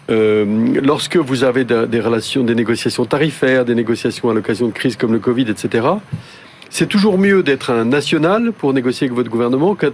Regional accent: France; je crois que, en tant que Français, nous avons une expertise de euh, l'appareil commercial

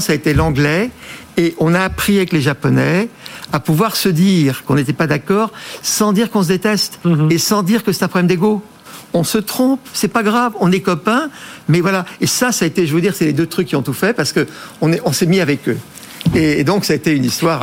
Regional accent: France; en tant que bon français

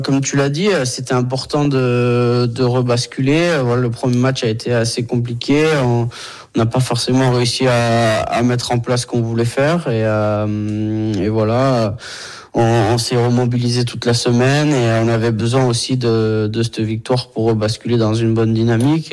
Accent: Brittany, France; moved away; chez moi en Bretagne

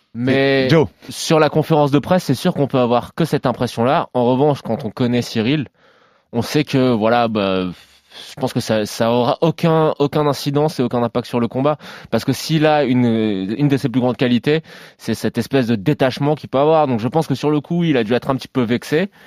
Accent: France; chez nous en France

